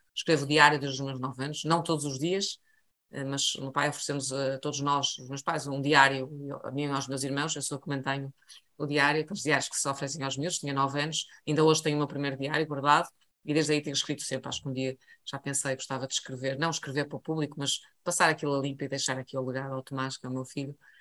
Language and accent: Portuguese; Portugal; sendo eu português